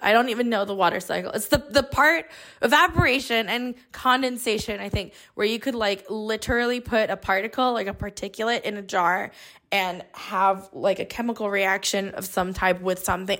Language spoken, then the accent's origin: English; Bay Area, California, United States; I grew up here in the Bay Area